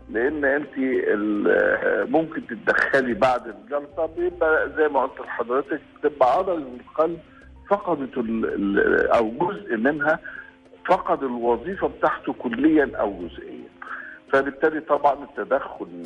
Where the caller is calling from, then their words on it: Dammam, Eastern Province, Saudi Arabia; من السعودية الدمام